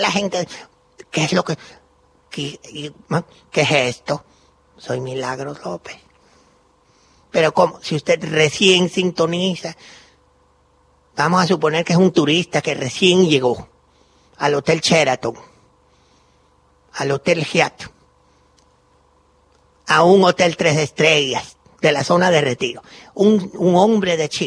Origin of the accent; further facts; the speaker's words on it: Cuba; now in Argentina; Soy cubana y estoy aquí en Maipú 555.